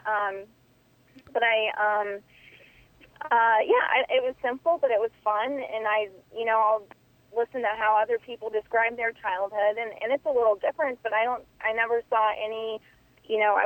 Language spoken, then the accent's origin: English; Indiana, United States; I grew up in Indiana. I grew up on a cattle farm.